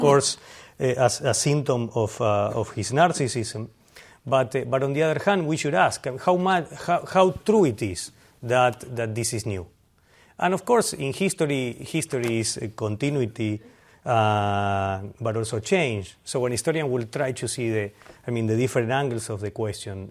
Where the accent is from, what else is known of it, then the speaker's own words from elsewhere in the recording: Argentina; moved away; I'm from Argentina